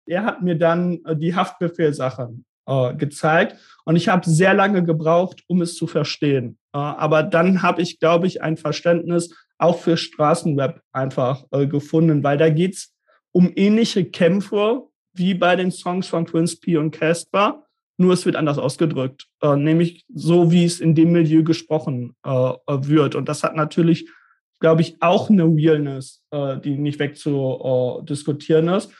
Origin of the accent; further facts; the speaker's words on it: suburb of Bielefeld, North Rhine-Westphalia, Germany; Ich komme nicht gebürtig aus Bielefeld, sondern aus so einer Vorstadt quasi, aus reda